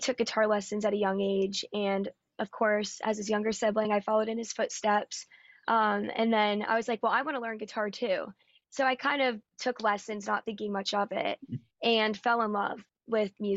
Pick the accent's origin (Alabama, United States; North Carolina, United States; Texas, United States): North Carolina, United States; Raleigh; moved away as an adult; now in Nashville, United States; I'm originally from Raleigh, North Carolina